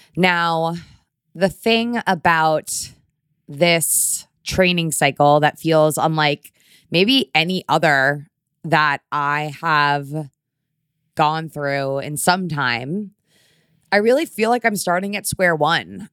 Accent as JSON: {"language": "English", "region": "Connecticut", "country": "United States", "tie": "born or raised there", "moved": "yes", "lives_now": "New York, United States", "said": "I grew up in Connecticut"}